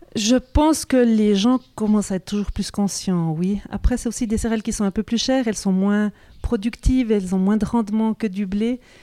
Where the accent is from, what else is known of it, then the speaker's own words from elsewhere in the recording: Cernier, Neuchâtel, Switzerland; also born or lived in Zurich; je suis née ici, à Cernier, dans les bâtiments de l'école d'agriculture.